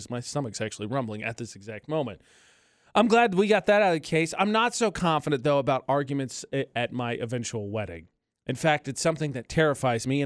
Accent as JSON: {"language": "English", "town": "Chicago", "region": "Illinois", "country": "United States", "said": "because I'm I'm from Chicago, so I want a traditional Chicago dog."}